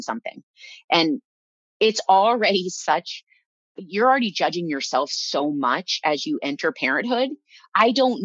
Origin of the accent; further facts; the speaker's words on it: Iowa, United States; moved away; I was raised in Iowa